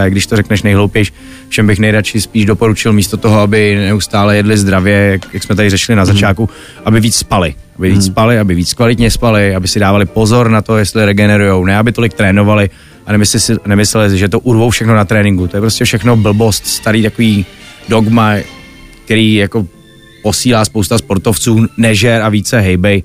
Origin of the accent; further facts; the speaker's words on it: Czechia; jako chytrý Češi